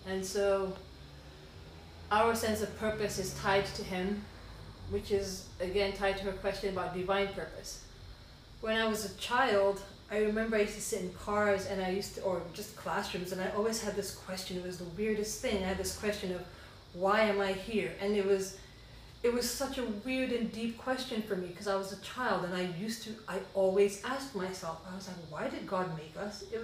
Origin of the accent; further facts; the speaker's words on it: Sierra Leone; born there; I was born in Sierra Leone, West Africa